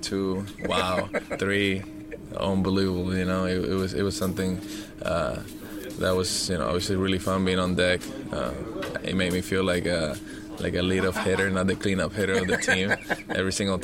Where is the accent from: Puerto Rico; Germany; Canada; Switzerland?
Puerto Rico; moved away; Puerto Rico because of him, with supplies to my hometown